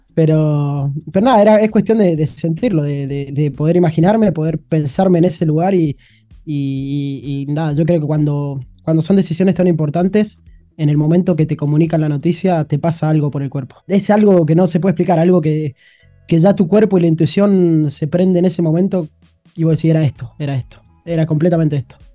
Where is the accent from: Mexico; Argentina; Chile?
Argentina; moved away as an adult; now in China; me encanta estar en mi país